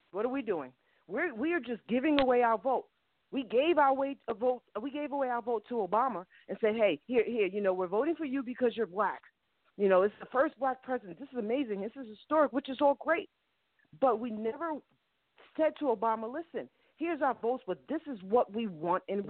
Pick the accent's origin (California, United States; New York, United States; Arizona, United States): New York, United States; now in Georgia, United States; I live in Georgia. Georgia is a Republican state. I'm from New York